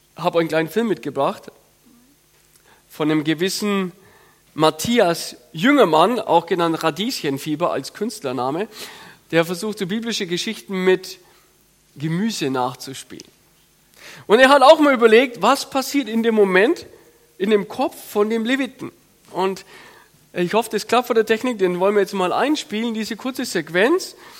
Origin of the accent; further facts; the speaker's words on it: Franconia, Bavaria, Germany; ich komme aus dem Fränkischen, so dörfliche Struktur